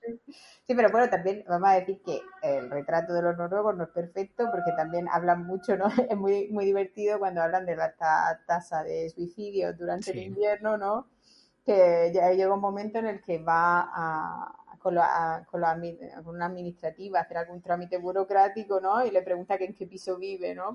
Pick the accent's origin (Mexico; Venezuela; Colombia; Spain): Spain; now in Italy; como los españoles